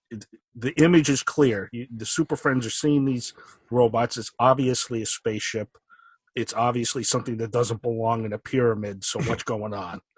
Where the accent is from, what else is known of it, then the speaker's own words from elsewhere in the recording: Stamford, Connecticut, United States; I grew up in uh, Fairfield County in Connecticut in Stamford, so pretty close to New York.